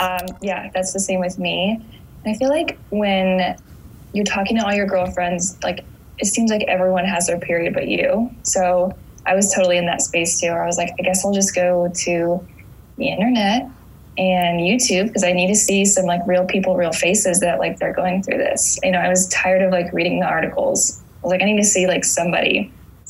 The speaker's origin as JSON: {"language": "English", "region": "Indiana", "country": "United States", "lives_now": "California, United States", "said": "I moved to California in 2015 from Indiana"}